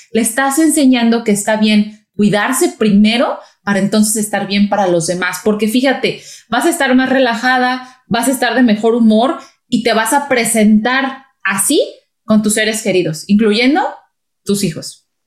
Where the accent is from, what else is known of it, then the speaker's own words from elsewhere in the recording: Mexico; somos mexicanas las dos